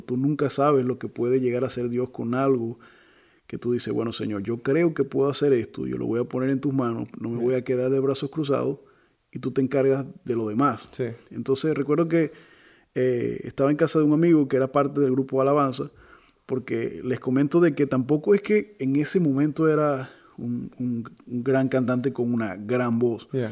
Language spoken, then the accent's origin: Spanish; Venezuela; soy venezolano